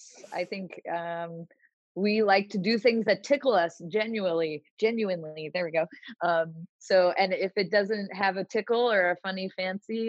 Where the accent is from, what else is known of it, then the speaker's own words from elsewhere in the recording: just outside of Portland, Oregon, United States; now in Los Angeles, United States; I grew up just outside of Portland, Oregon, and have lived in LA for a very long time